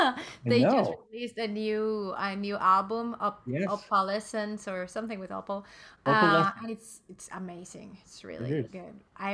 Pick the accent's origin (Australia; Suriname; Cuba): Cuba; moved away as an adult; now in United States; I am from Cuba, classical guitarist. I came to the United States about 7 years ago